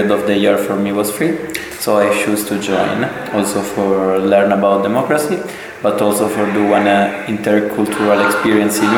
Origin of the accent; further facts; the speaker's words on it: Sicily, Italy; I am a, a 20 years old guy. I am from Italy, specifically from Sicily